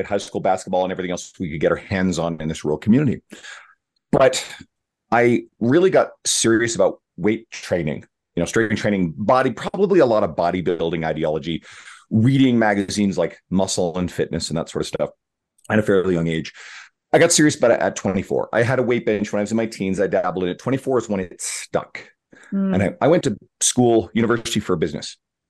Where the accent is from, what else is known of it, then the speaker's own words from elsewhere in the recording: Newfoundland and Labrador, Canada; I grew up in Northern Newfoundland, Eastern Canada